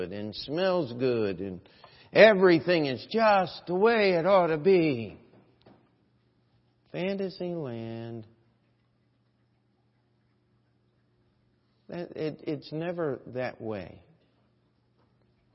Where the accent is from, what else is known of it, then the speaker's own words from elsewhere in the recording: United States; as an American